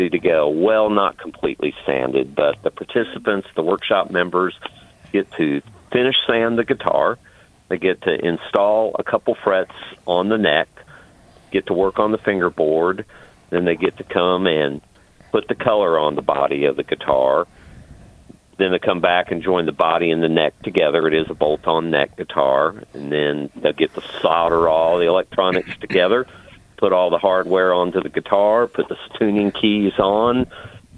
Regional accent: Evansville, Indiana, United States; I'm originally from Evansville, Indiana.

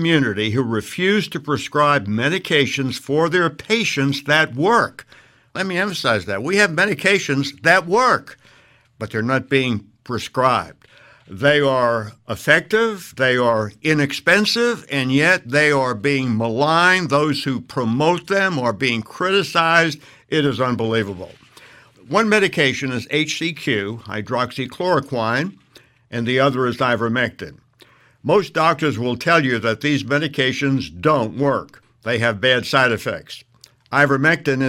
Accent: United States; I'm an American. I've lived here all my life

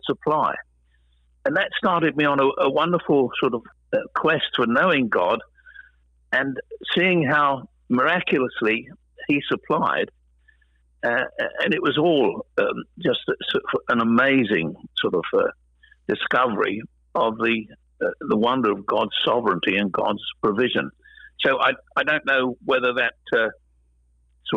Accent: London, United Kingdom; moved away; that's where I was from, South London. So I am from the South

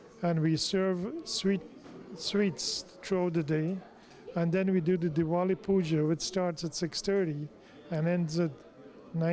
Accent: Success, Demerara-Mahaica, Guyana; moved away as an adult; also born or lived in England; now in United States; I was born in Success, East Coast Demerara, Guyana. I went to school in Cummings Lodge.

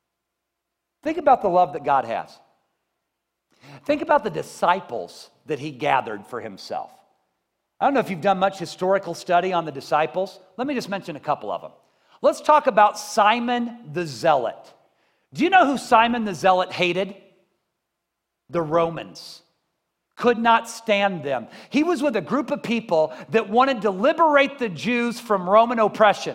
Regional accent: Columbia, United States; I grew up in Columbia.

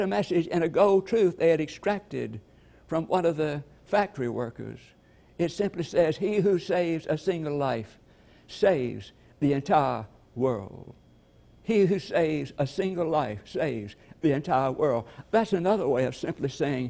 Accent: LaGrange, Georgia, United States; he was taking me back to my hometown, LaGrange

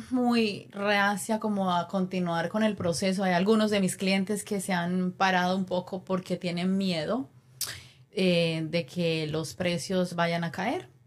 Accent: Cali, Valle del Cauca, Colombia; now in United States; vine de Colombia, de Cali, y claro, obviamente a los años fue que saqué la licencia.

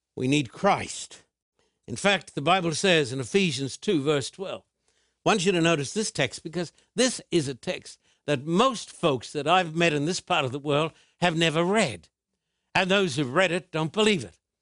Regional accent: Australia; When I was a boy growing up in Australia, I was taken to church

